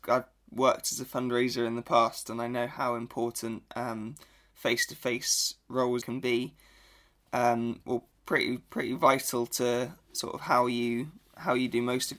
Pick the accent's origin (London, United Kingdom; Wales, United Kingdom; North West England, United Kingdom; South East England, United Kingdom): South East England, United Kingdom; Reading; which is an independent coffee company based in my hometown of Reading.